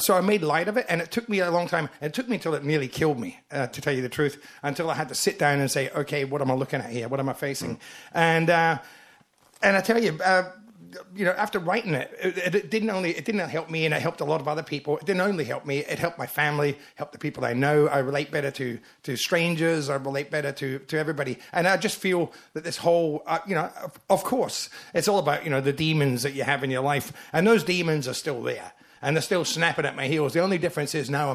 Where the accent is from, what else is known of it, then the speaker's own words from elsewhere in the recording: Glasgow, Scotland, United Kingdom; moved away; Glasgow's my hometown